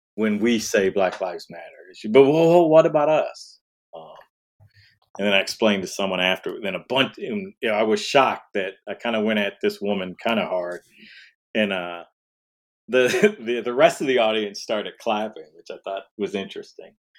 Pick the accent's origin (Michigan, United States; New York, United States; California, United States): Michigan, United States; Detroit; I grew up in Detroit, so I was around black people